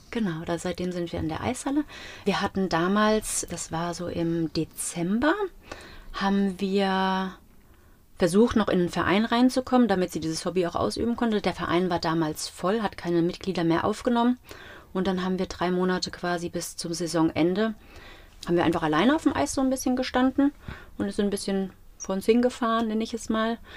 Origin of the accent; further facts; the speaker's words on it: Gau-Bischofsheim, Rhineland-Palatinate, Germany; also born or lived in Mainz; Ich bin auch in Gobischafsheim zur Schule gegangen und es war sehr heimisch